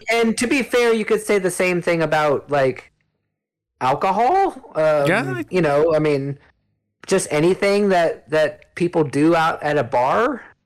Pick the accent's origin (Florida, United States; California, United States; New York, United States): California, United States; I grew up in California